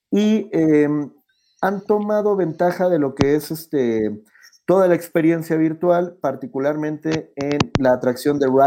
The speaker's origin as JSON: {"language": "Spanish", "country": "Ecuador", "said": "vengo desde Ecuador, tomar mi vuelo, pagar 500 dólares para bajarme en Miami"}